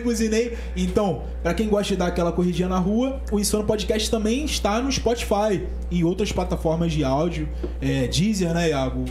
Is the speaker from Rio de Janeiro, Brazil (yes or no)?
yes; São Gonçalo, Rio de Janeiro, Brazil